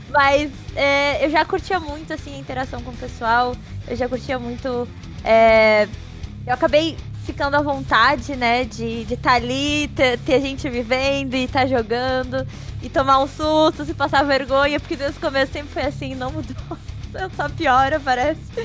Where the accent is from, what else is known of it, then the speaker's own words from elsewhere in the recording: Rio Grande do Sul, Brazil; eu sou gaúcha também